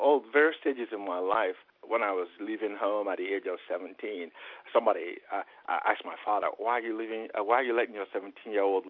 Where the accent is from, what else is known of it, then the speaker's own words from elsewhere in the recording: Onitsha, Anambra, Nigeria; moved away; also born or lived in Memphis, Tennessee; my hometown, Onisha, where you have the River Niger